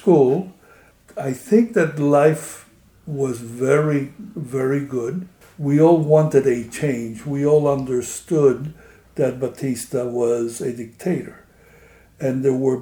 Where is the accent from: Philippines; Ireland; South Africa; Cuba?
Cuba; Havana; moved away as an adult; now in United States; I was born in Havana, Cuba in 1944. We had a very large family